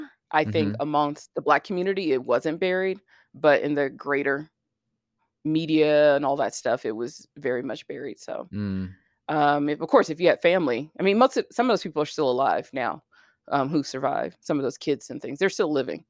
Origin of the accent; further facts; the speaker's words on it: Birmingham, Alabama, United States; I also know it's very unique to where I grew up in Birmingham, Alabama, like around all these people that were part of the civil rights movement and stuff like that.